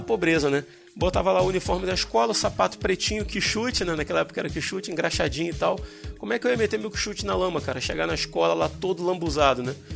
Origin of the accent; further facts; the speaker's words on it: Chatuba, Rio de Janeiro, Brazil; onde eu fui criado